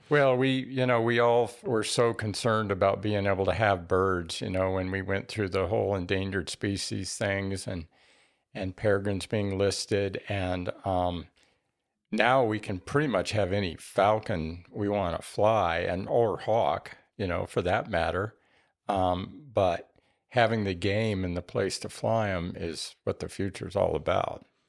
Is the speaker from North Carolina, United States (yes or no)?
no; Albuquerque, New Mexico, United States; moved away as an adult; now in Tucson, United States; I grew up in Albuquerque and went to school